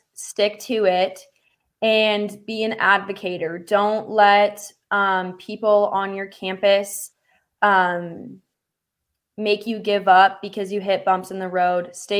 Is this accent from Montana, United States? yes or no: yes; Helena, Montana, United States; I'm actually from the Helena area, so I've known these athletes since high school